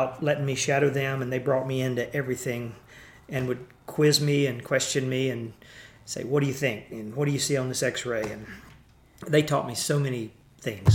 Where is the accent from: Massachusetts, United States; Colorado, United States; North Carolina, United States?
North Carolina, United States; near Charlotte, Piedmont of; moved away as an adult; I grew up in the East, in North Carolina, in a fairly rural area with lots of dairy farms and undeveloped mixed hardwood forest, and it was in the Piedmont of North Carolina, near Charlotte